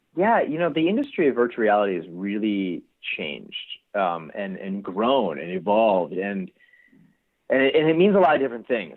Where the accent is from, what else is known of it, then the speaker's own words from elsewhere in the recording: East Coast, United States; also born or lived in Pasadena, California; now in California, United States; I was actually born in Pasadena. Oh, um, and uh, so I have like strong ties here to California, but I grew up on the East Coast.